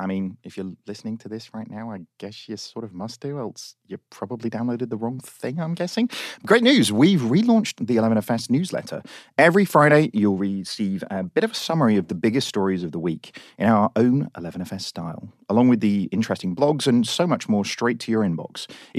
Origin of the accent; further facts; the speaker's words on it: United Kingdom; Look, we're British, okay?